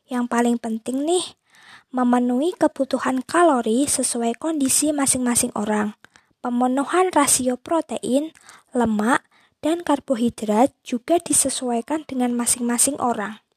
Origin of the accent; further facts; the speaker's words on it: Boyolali, Central Java, Indonesia; Aku berasal dari Boyolali, Jawa Tengah.